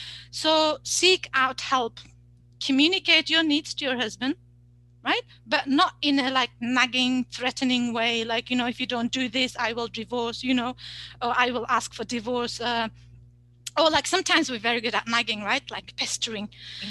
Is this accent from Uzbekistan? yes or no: yes; Uzbekistan; moved away; also born or lived in United Kingdom / Saudi Arabia; I'm like from Uzbekistan, but then from the UK and then in Saudi Arabia. We have no family here, right?